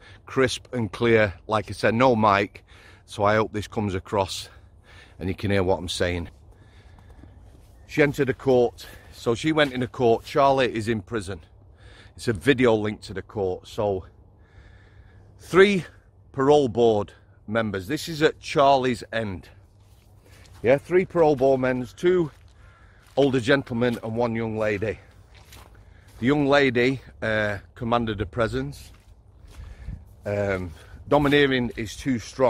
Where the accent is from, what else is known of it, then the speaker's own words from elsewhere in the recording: Yorkshire and the Humber, United Kingdom; as a Yorkshireman